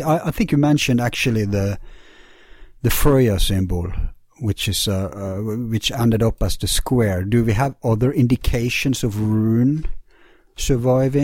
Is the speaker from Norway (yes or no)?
yes; Bergen, Vestland, Norway; my hometown Bergen